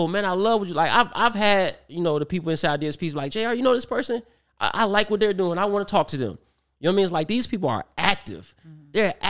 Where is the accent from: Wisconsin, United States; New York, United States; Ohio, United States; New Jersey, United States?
Ohio, United States; Cleveland; now in Atlanta, United States; I went to high school in Cleveland. I'm from Cleveland.